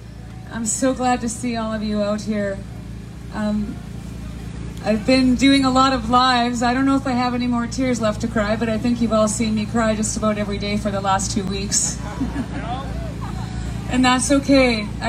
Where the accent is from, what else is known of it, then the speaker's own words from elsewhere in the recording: Canada; We are all Canadian citizens, and I have never been more proud to be a Canadian than I am right now.